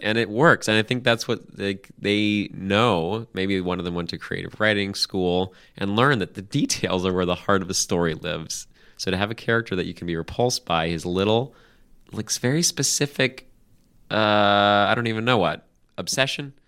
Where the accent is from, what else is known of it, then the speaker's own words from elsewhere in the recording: United States; as an American